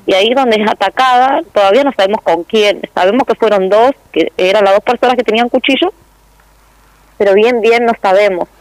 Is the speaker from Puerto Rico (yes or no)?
no; El Calafate, Santa Cruz, Argentina; also born or lived in Río Gallegos; nosotros somos nacidos en Río Gallegos y somos criados acá, en Calafate